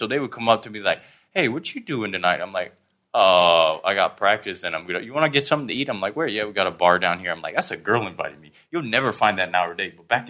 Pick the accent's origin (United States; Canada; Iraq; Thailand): Thailand; Southern Thailand; also born or lived in Pakistan; now in Bangkok, Thailand; my dad's Irish, my mom's Thai, but I grew up down south and I live in Bangkok.